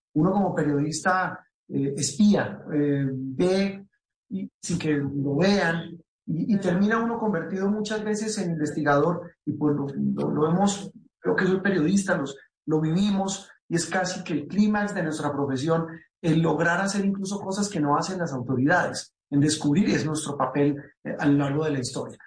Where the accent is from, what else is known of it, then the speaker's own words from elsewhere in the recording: Colombia; como decimos coloquialmente en Colombia